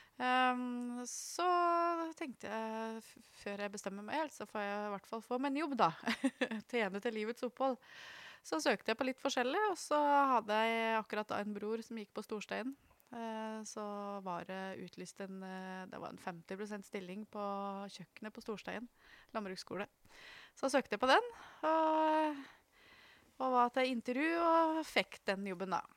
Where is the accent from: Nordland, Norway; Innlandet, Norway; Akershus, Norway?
Innlandet, Norway; Trysil; Når jeg vokste opp eh, i Flendalen, så, så var det sånn pluss-minus 100 innbyggere der.